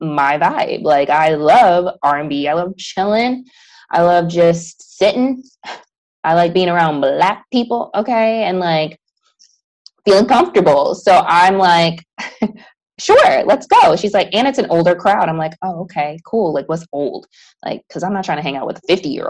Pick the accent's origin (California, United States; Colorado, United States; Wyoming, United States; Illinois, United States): Illinois, United States; Chicago; moved away; We're both from Chicago